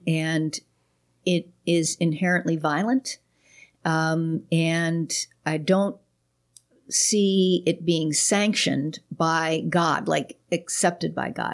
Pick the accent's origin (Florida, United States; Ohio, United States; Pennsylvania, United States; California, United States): Pennsylvania, United States; Pittsburgh; also born or lived in Chicago; now in Houston, United States; I was born in Pittsburgh. We've only lived in Houston about six months.